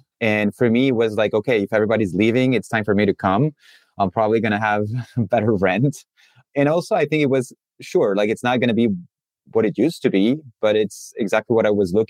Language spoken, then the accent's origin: English; Chile; also born or lived in France; now in United States; So I am new to the US. I'm French, from a French family. I grew up in Chile, in South America. My family moved to Chile in the 90s.